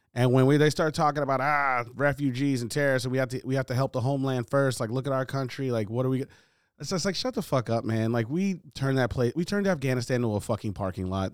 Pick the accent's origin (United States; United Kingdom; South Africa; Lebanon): United States; I was born here.